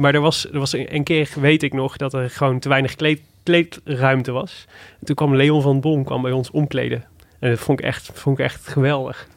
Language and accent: Dutch; Netherlands; kom ik uit Maden